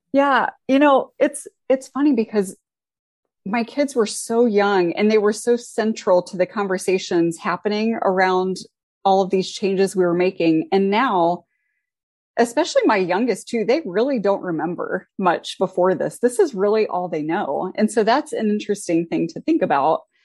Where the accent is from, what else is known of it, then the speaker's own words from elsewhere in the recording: Ohio, United States; now in Indiana, United States; I grew up in Ohio